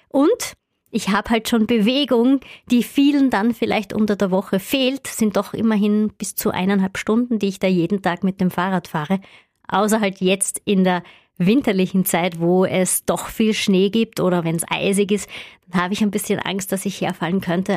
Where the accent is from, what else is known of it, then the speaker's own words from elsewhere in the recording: Upper Styria, Austria; ich komme ja aus der Obersteiermark und da gibt es viele Berge wenig Flachland